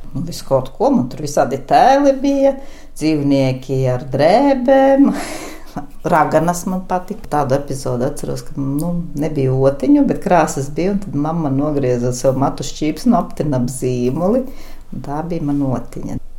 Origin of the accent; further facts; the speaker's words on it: Jēkabpils, Jēkabpils Municipality, Latvia; Es esmu dzimusi, augusi Kruspelī, pilsētas daļā